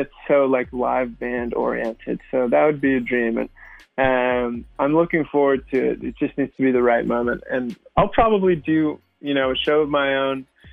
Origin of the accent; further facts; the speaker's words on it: San Francisco, California, United States; moved away as an adult; now in Los Angeles, United States; San Francisco is my hometown